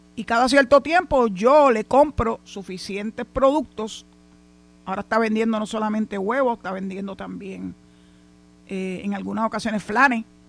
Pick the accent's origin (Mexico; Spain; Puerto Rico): Puerto Rico